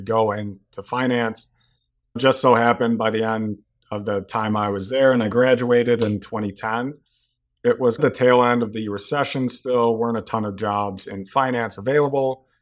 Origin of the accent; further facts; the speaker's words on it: Chicago, Illinois, United States; also born or lived in Iowa City, Iowa; pretty much spent my entire life in Chicago. Grew up in Wrigleyville